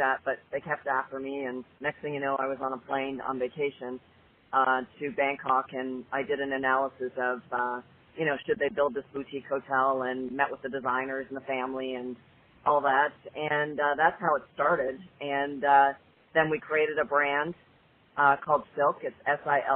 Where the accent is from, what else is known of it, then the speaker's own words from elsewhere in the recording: Canada; moved away as an adult; also born or lived in Toronto; now in United States; I'm originally from Canada